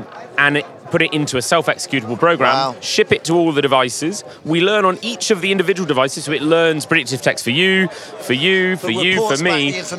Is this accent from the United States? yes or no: no; Paris, Île-de-France, France; Well, actually, I was born in Paris. Been here since birth.